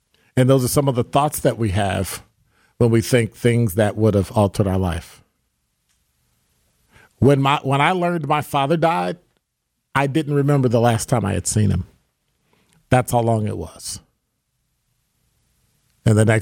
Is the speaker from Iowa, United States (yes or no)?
no; Chicago, Illinois, United States; moved away as an adult; now in Milwaukee, United States; I was born and raised in Chicago